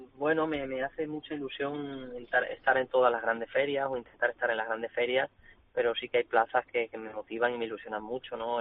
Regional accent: Cáceres, Extremadura, Spain; also born or lived in Sanlúcar; Es mi tierra, es la plaza y la ciudad en la que vivo, en la que vivo. Bueno, estoy en Sanlúcar porque entreno aquí, pero mi, tierra es Cáceres

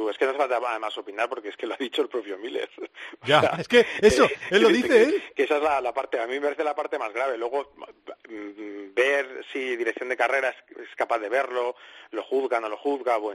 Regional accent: Alcobendas, Community of Madrid, Spain; yo soy de Alcobendas.

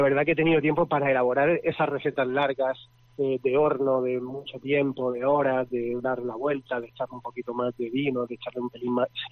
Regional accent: Region of Murcia, Spain; now in Madrid, Spain; vivo en Madrid y soy murciano

